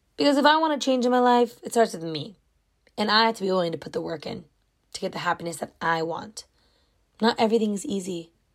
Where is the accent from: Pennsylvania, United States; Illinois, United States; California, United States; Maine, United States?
California, United States; I was born in California. I love it here.